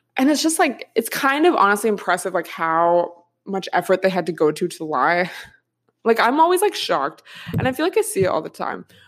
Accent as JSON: {"language": "English", "area": "outside of Seattle", "region": "Washington", "country": "United States", "tie": "born or raised there", "moved": "yes", "said": "I grew up, like, outside of Seattle."}